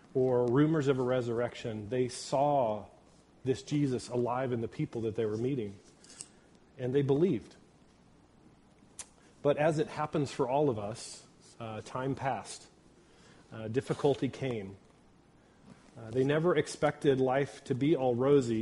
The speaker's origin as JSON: {"language": "English", "town": "Ponca City", "region": "Oklahoma", "country": "United States", "tie": "born or raised there", "said": "Oklahoma, which is where I grew up in Ponca City"}